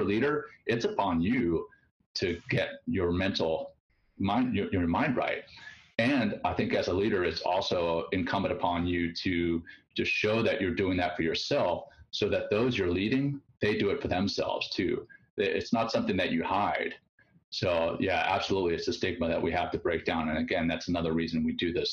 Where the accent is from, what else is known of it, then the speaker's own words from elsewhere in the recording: Louisiana, United States; moved away as an adult; I came from Louisiana